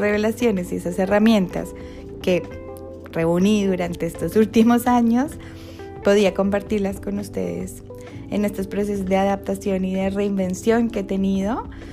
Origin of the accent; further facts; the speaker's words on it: Colombia; moved away as an adult; now in Argentina; soy colombiana emprendedora